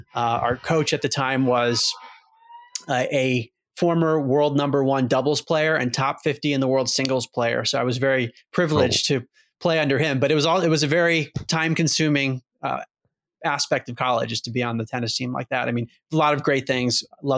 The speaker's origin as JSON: {"language": "English", "region": "Maryland", "country": "United States", "tie": "born or raised there", "said": "So I grew up outside of Baltimore, Maryland, and was always very focused growing up on sports."}